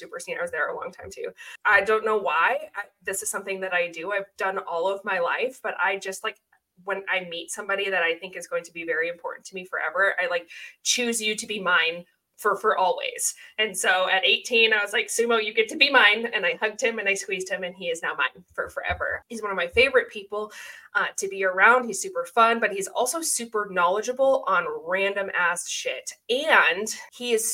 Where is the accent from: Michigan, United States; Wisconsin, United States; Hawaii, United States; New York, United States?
Wisconsin, United States; moved away; I grew up in Wisconsin